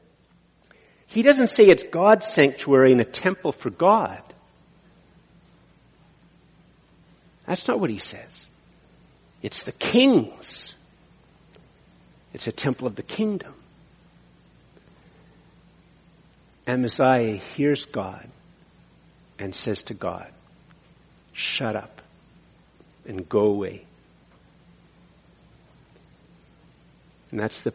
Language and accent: English; Canada; as a Canadian